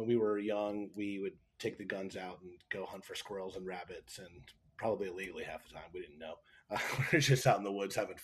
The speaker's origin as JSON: {"language": "English", "region": "Pennsylvania", "country": "United States", "tie": "born or raised there", "also_born_or_lived": "Bedford County, Virginia", "said": "I was born in Virginia, believe it or not, in Bedford County. And then, but I grew up in Pennsylvania"}